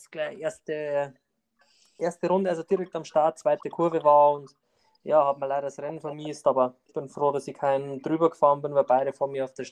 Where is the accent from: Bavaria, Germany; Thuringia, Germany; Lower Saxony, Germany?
Bavaria, Germany; Landau an der Isar; Ich komme aus Landau an der Isar, und bin eigentlich im Straßenrennsport seit 2017 tätig.